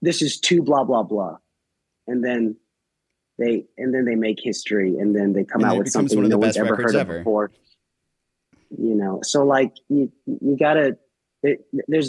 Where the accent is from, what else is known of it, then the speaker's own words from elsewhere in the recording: Nashville, Tennessee, United States; growing up in Nashville, I mean, a lot of my buddies' parents were in bands